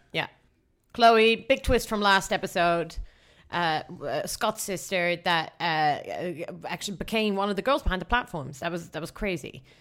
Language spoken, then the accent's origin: English; Netherlands; I'm from the Netherlands.